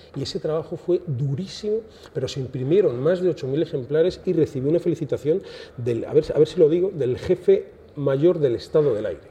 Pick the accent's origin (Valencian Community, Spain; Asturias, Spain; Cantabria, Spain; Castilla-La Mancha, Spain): Castilla-La Mancha, Spain; Cuenca; moved away as an adult; now in Tenerife, Spain; Yo soy de Cuenca, vine a Tenerife